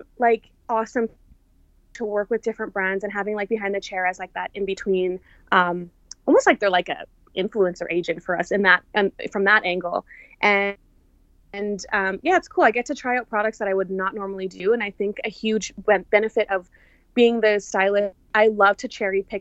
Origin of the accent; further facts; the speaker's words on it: Canada; I'm not from the States, you know, like, oh, she's flying in from Canada